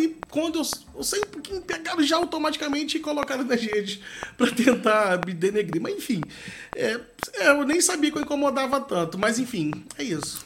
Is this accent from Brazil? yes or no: yes; Valença, Rio de Janeiro, Brazil; o meu distrito, com onde eu nasci, vi e amo as pessoas, onde eu moro